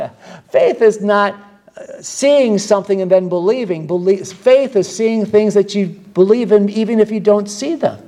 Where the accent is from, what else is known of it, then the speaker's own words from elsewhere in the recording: United States; I was from the United States